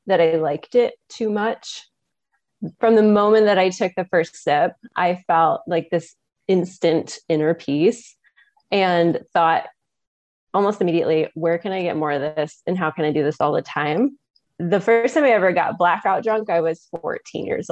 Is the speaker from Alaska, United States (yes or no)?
no; West Michigan, United States; I am from West Michigan